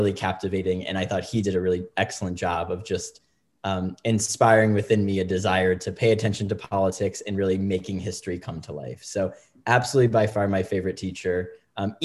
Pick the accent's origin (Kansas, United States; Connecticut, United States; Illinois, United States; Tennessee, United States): Connecticut, United States; Middletown; also born or lived in New York / Washington, D.C. / Hartford, Connecticut; I was born and bred in Middletown, Connecticut. I grew up and went to Middletown Public Schools